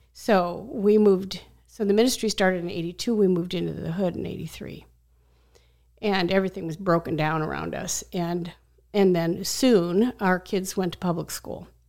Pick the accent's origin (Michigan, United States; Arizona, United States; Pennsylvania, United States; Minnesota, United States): Arizona, United States; Scottsdale; I was a kid from Scottsdale.